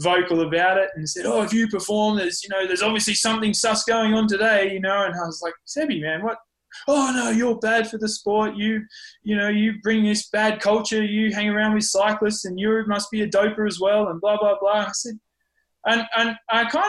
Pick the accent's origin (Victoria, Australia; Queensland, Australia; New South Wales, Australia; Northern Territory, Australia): New South Wales, Australia; Lord Howe Island; also born or lived in Tasmania / Port Macquarie; now in Andorra; we moved to the island for most of primary school